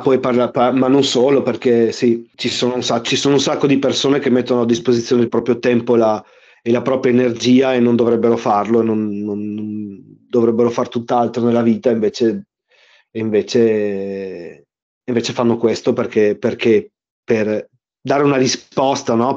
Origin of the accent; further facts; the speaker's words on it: Verona, Veneto, Italy; col gruppo scout del quartiere dove vivono i miei genitori, nel quale io sono cresciuto a Verona